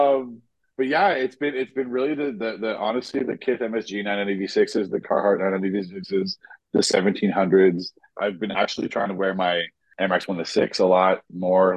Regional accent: Jamaica; I feel ashamed as a Jamaican

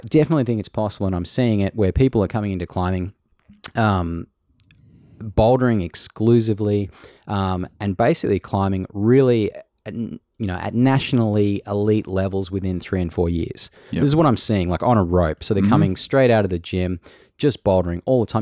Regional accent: Australia; accent: Aussie

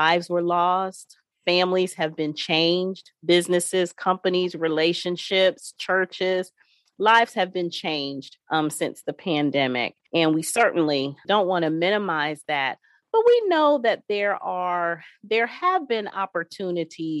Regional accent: Ohio, United States; moved away; my home state of Ohio

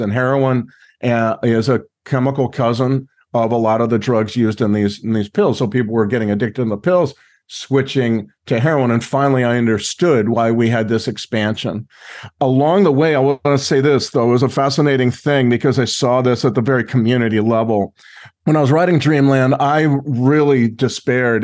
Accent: Los Angeles, California, United States; also born or lived in Mexico; I'm from Los Angeles area

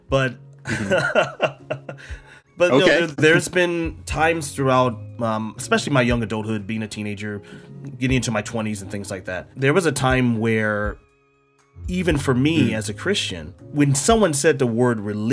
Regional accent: United States; me as an American

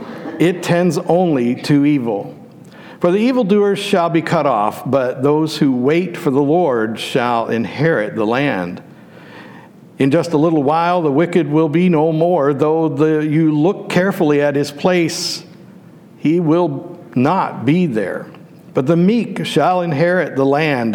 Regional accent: Western Pennsylvania, United States; When I was a child, growing up in Western Pennsylvania

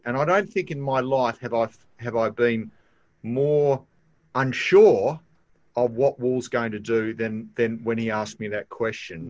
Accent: Australia; as an Australian

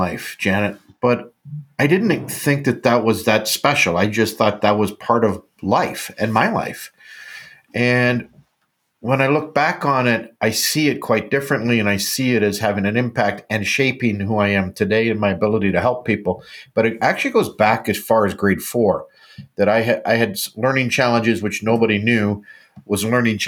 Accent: Canada; I'm a Canadian

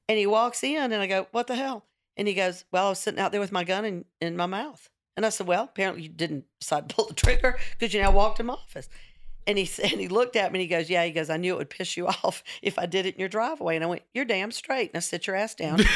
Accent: the South, United States; I'm a redhead. I'm sixty-three. I'm from the South.

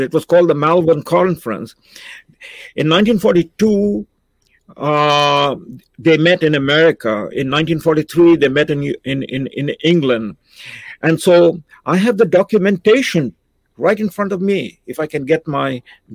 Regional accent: India; now in Canada; I'm an Indian, but I dream in English and I speak Shakespeare.

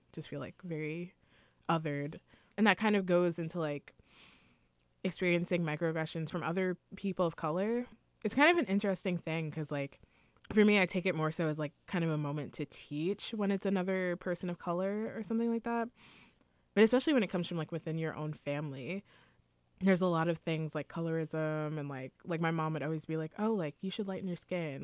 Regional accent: New York, United States; I was born here

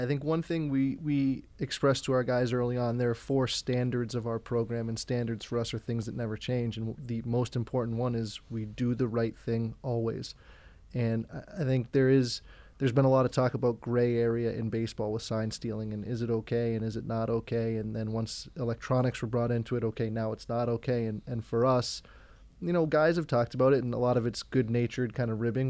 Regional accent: Braintree, Massachusetts, United States; I grew up in Braintree, Massachusetts

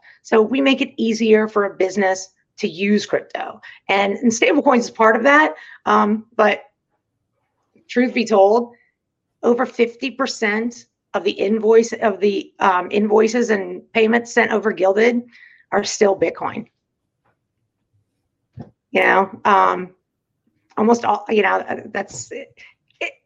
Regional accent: United States; we're American

